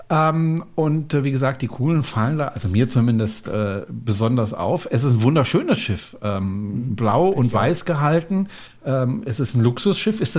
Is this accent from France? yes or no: yes; France; Na gut, wenn ich als Franzose es nicht kann